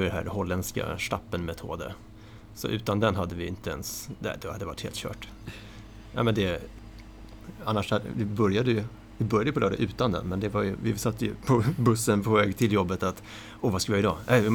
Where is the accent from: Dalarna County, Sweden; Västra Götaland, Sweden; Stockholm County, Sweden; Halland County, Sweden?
Stockholm County, Sweden; Tyresö; Jag hade spelat schack när jag var liten med, eh, i Tyresö. Ja. Eller Bollmora heter det då